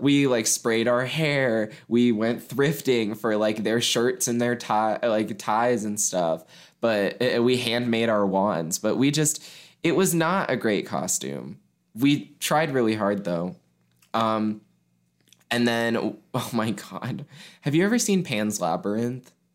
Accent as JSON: {"language": "English", "town": "Mason", "region": "Ohio", "country": "United States", "tie": "born or raised there", "said": "Catholic elementary school that's in my hometown"}